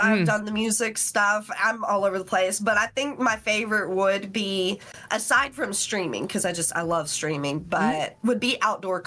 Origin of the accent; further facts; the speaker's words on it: West Virginia, United States; people heard my accent, and they're like, where are you from? And I told them West Virginia